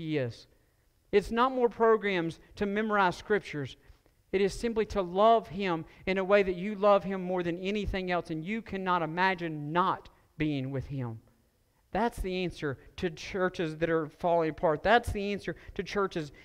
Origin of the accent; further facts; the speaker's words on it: Stokes County, North Carolina, United States; I grew up in Stokes County, and all of us rode in pickup trucks